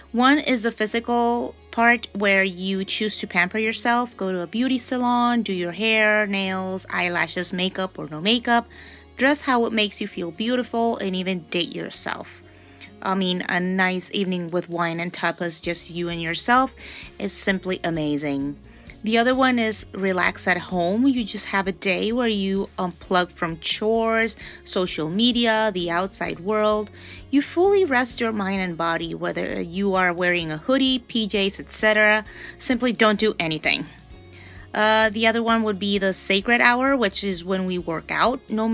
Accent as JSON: {"language": "English", "country": "Honduras", "said": "I am from Honduras, which is the heart of Central America."}